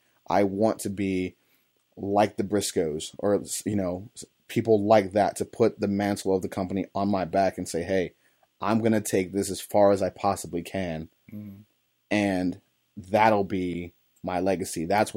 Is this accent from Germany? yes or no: no; East Cleveland, Ohio, United States; I grew up in East Cleveland, on the east side of Cleveland, Ohio. I grew up, you know, blue collar as they come, or even less than that, you know